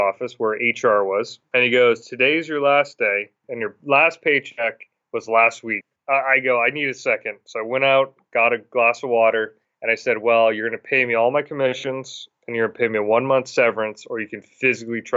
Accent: Massachusetts, United States; moved away as an adult; now in Williston, Vermont, United States; I'm originally from Massachusetts

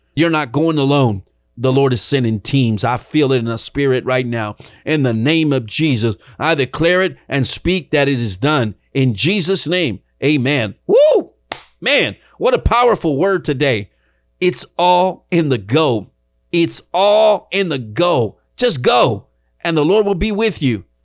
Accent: Dallas, Texas, United States; moved away as an adult; now in Rio Grande Valley, United States; I left the big city behind, Dallas, Texas, where I was born and raised. That was my hometown

